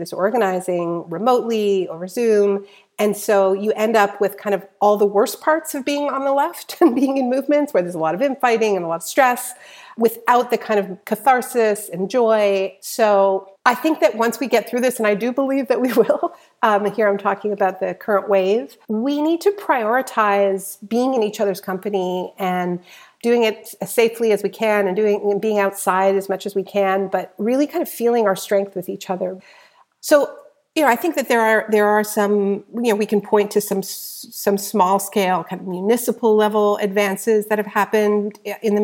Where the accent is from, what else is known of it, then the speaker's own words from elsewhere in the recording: Canada; being a Canadian